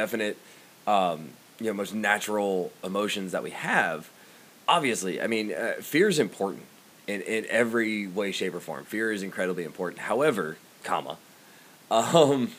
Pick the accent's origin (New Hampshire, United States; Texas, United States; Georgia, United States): Georgia, United States; now in Iowa, United States; I live in Iowa. I'm from Georgia originally.